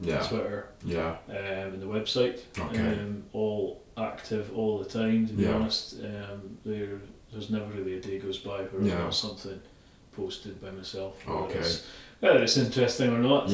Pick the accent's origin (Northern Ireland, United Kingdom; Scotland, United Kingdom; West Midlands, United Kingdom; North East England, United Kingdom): Scotland, United Kingdom; Aberdeen; I grew up in Northfield